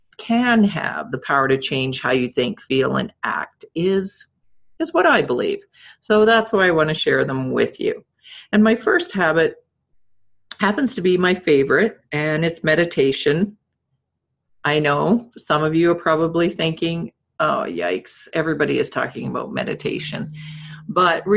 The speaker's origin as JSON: {"language": "English", "region": "Saskatchewan", "country": "Canada", "tie": "born or raised there", "said": "I'm dating myself back to the 70s growing up in Saskatchewan"}